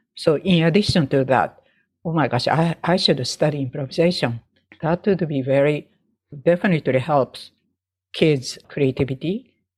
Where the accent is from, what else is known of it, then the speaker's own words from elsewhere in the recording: Sapporo, Hokkaido, Japan; English is a second language; now in United States; from my hometown Sapporo to Tokyo